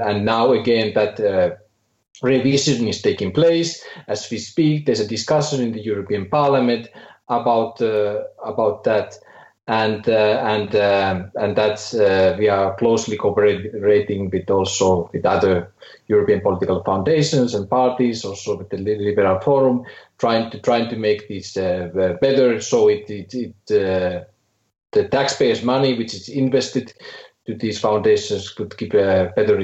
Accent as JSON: {"language": "English", "country": "Finland", "second_language": "English", "moved": "as an adult", "lives_now": "Brussels, Belgium", "said": "I'm from Finland. But last 20 years, I have been living in Brussels"}